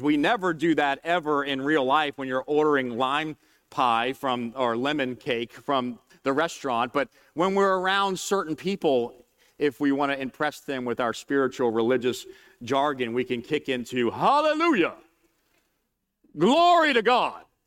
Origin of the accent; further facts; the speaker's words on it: New Orleans, Louisiana, United States; I'm from New Orleans, just outside of New Orleans